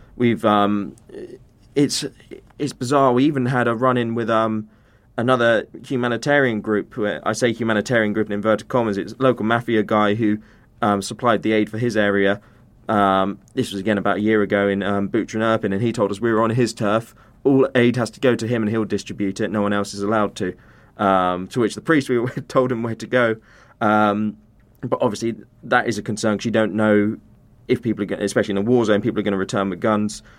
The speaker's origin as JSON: {"language": "English", "country": "United Kingdom", "said": "British humanitarian workers"}